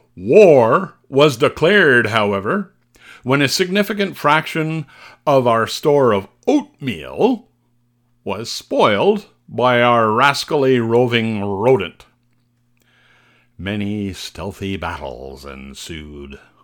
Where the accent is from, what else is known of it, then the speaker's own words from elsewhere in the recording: Canada; Being Canadian